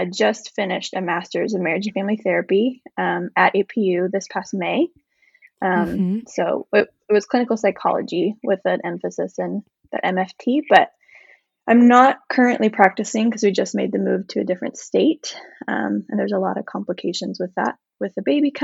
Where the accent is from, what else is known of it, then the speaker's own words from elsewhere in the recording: Midwest, United States; moved away as an adult; also born or lived in California / Indiana; now in Michigan, United States; I was born and raised in the Midwest, and so I came out to California for college